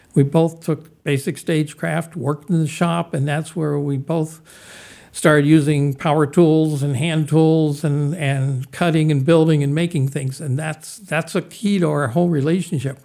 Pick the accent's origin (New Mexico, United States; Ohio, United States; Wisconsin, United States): Ohio, United States; Youngstown; the Butler Art Museum in Youngstown, Ohio, which was my hometown